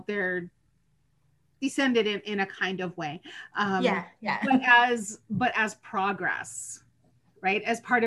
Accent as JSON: {"language": "English", "region": "Southern Ontario", "country": "Canada", "tie": "born or raised there", "said": "I grew up in Southern Ontario in the early 70s"}